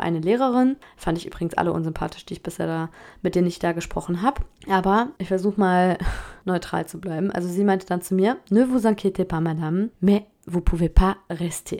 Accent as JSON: {"language": "German", "country": "Germany", "moved": "as an adult", "lives_now": "France", "said": "Ich bin Deutsche"}